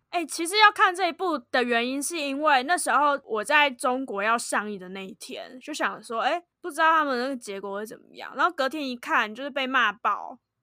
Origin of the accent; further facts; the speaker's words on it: Taiwan; 身为台湾人